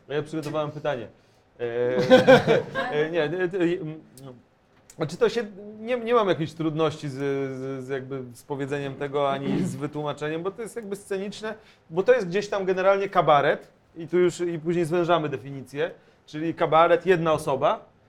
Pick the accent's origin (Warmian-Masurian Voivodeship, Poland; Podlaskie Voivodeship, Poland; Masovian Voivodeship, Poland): Podlaskie Voivodeship, Poland; Bielsk Podlaski; now in Warsaw, Poland; moje rodzinne miasto Bielsko-Podlaskie